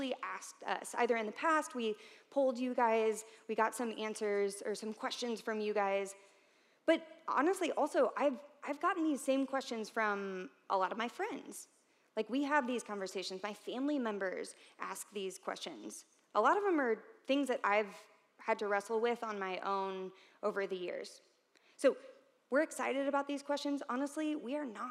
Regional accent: St. Louis, Missouri, United States; moved away as an adult; now in Columbia, United States; I'm from St. Louis, but I came here to Columbia in 2009

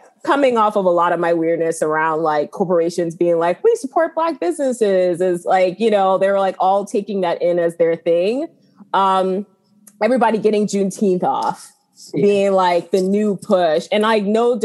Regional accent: South Carolina, United States; I grew up in South Carolina

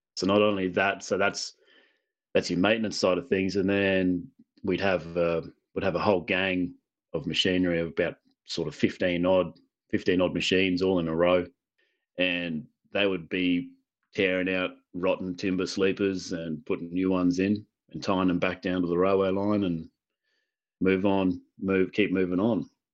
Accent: Illawarra, New South Wales, Australia; now in Queensland, Australia; originally, I'm from New South Wales, so the east, southern east coast of, of Australia. Um, I'm in Queensland now

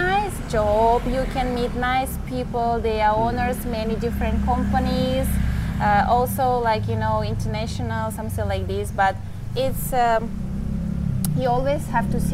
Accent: Kyrgyzstan; English is a second language; moved away as an adult; also born or lived in Siberia, Russia; now in Thailand; Originally, I'm from Republic of Kyrgyzstan, but I was born in Russia

